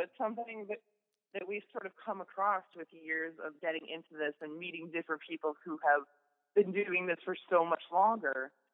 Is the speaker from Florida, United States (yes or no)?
no; Kettering, Ohio, United States; now in Groton, United States; I grew up in Kettering